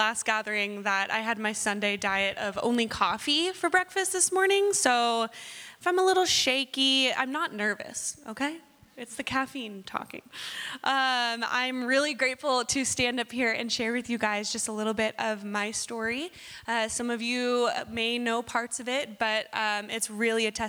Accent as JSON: {"language": "English", "region": "Southern California", "country": "United States", "tie": "born or raised there", "moved": "yes", "said": "I was born and raised in Southern California"}